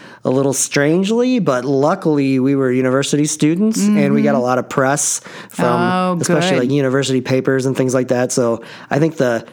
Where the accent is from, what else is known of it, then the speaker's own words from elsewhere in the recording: Kenosha, Wisconsin, United States; we're both from a city named Kenosha, Wisconsin